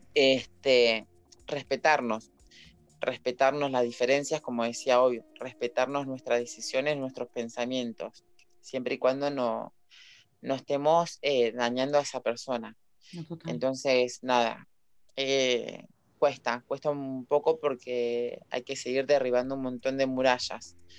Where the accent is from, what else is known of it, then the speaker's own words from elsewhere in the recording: La Plata, Buenos Aires Province, Argentina; yo soy de La Plata